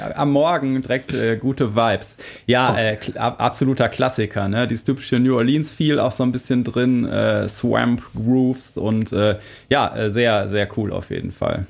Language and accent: German; Germany; wir als, äh, Deutsche